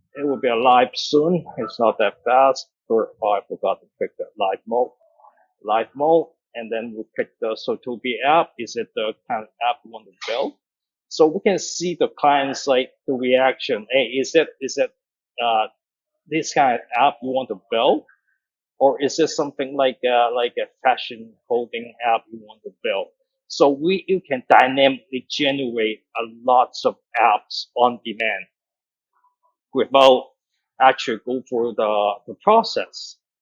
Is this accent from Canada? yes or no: yes; Canada; now in Hong Kong; I grew up in Canada, uh, Calgary, Hamilton, so it's in Alberta.